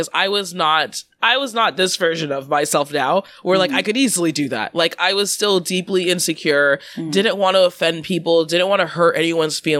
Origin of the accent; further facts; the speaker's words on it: Washington, United States; moved away as an adult; also born or lived in New York; I grew up in Washington and went to school in New York.